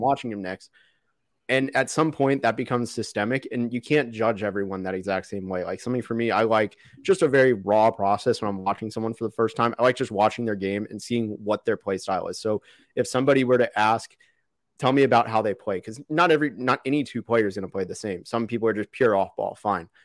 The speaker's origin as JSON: {"language": "English", "town": "Dallas", "region": "Texas", "country": "United States", "tie": "born or raised there", "also_born_or_lived": "Orlando, Florida", "said": "when I moved from Orlando as a little kid to Dallas"}